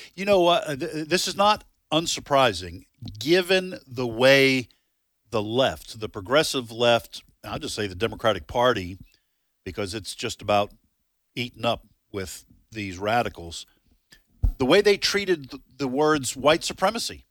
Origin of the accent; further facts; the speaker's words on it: New England, United States; now in Mississippi, United States; I'm from New England.